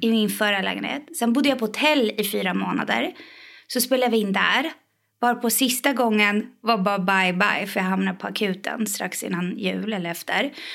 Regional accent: Iran; now in Sweden; jag är från Iran

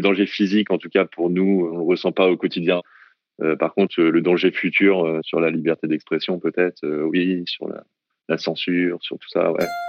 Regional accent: France; moved away as an adult; now in Hong Kong; pour moi en tant que Français

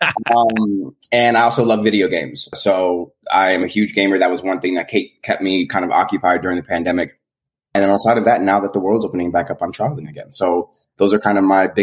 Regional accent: Los Angeles, California, United States; moved away as an adult; also born or lived in Pennsylvania / New York; born and raised in Los Angeles, California. Came to PA for college in 2007

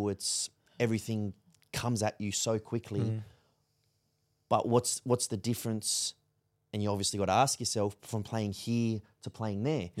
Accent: Australia; My life is Australia. I am Australian.

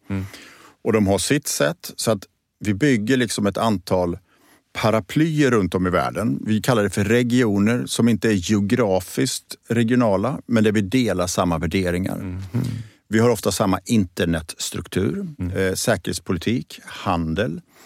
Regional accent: Borås, Västra Götaland, Sweden; moved away; also born or lived in Gothenburg; jag är född och uppvuxen i Borås, i Teko-Sverige

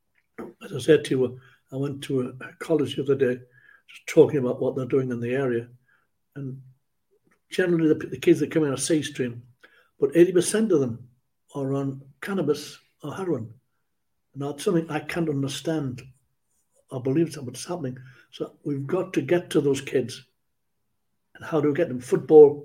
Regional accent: Ashington, North East England, United Kingdom; Ashington, my hometown, gave me what I've got

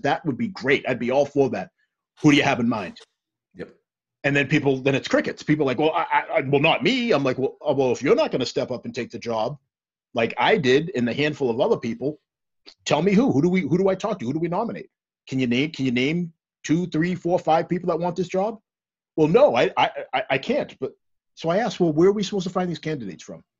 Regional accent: Stoughton, United States; I am I'm black, mm-hmm. but I grew up in Stoughton, old Stoughton, that is no was nowhere near as diverse as where where we are now.

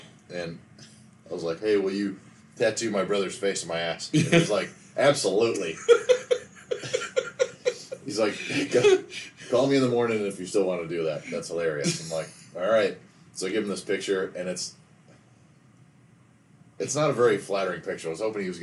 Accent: Michigan, United States; moved away; Growing up in Michigan

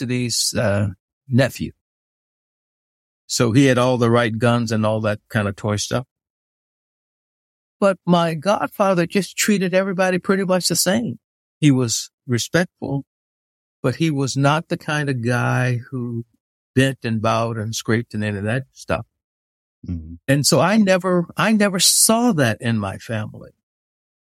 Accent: Tulsa, Oklahoma, United States; born or raised there; also born or lived in Forest City, Arkansas / Kansas City, Missouri

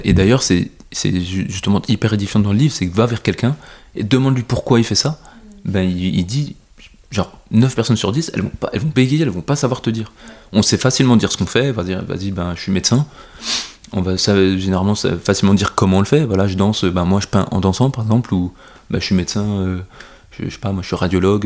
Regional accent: France; je suis je suis français

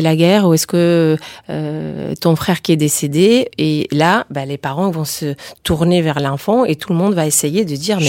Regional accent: Spain; je suis espagnole aussi

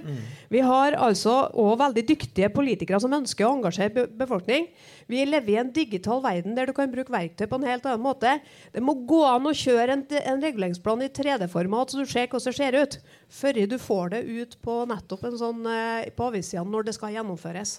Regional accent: Trøndelag, Norway; For der er vi som trøndere

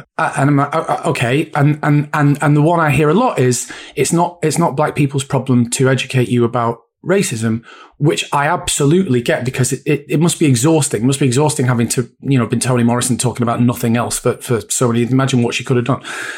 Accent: Bury, North West England, United Kingdom; also born or lived in Bolton; I grew up in Bury, went to school in Bolton

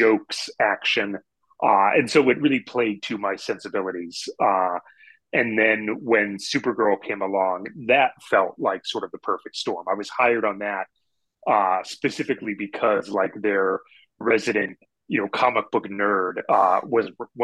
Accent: Pennsylvania, United States; We're both from Pennsylvania

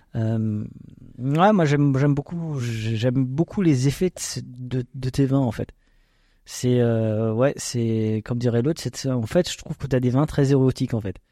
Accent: Alsace, Grand Est, France; on est des Alsaciens

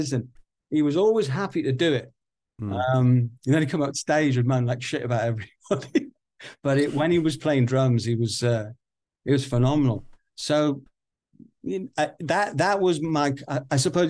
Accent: Newcastle upon Tyne, North East England, United Kingdom; I'm a Geordie

